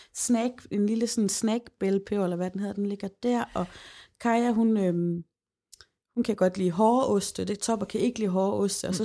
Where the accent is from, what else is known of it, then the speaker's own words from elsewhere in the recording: Holme, Denmark; now in Aalborg, Denmark; Holme, hvor jeg kommer fra